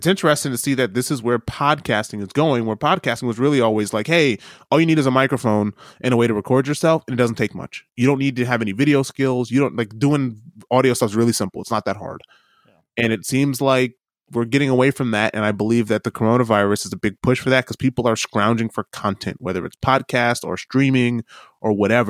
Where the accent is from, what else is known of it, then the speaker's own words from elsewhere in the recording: New York City, New York, United States; You're like, man, I don't touch sheep. I'm from New York City.